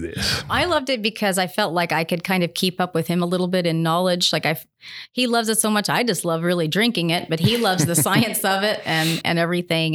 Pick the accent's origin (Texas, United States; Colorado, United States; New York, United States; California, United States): California, United States; moved away as an adult; also born or lived in Richmond, Kentucky; now in Kentucky, United States; I was born in Richmond, but when I was two years old, my mom and I moved to California. It's actually where I was raised.